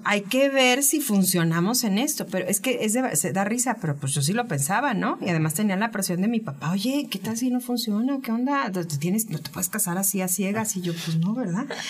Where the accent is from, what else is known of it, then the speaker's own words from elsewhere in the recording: Veracruz, Mexico; soy jarocha